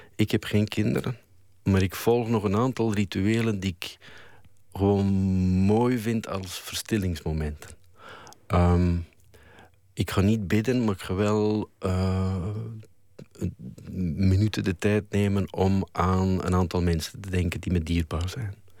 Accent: Flanders, Belgium; als Vlaming

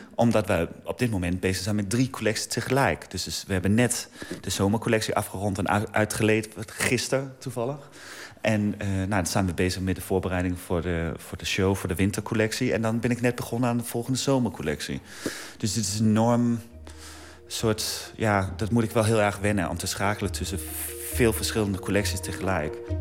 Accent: Denmark; moved away; mijn vaderland

